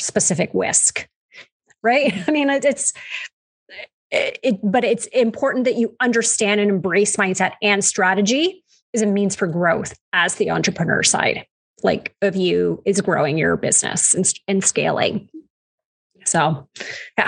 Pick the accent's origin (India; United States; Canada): Canada; We say niches because we're Canadian. That's how we pronounce it up here